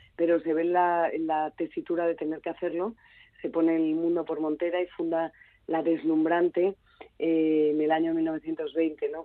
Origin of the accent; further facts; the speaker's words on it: Galicia, Spain; Galicia es, una, es mi tierra mm, de, niñez